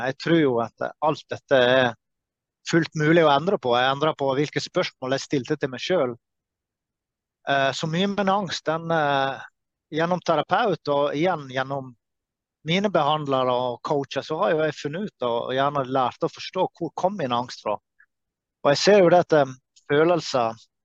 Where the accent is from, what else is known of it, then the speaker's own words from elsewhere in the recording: Norway; fra Norge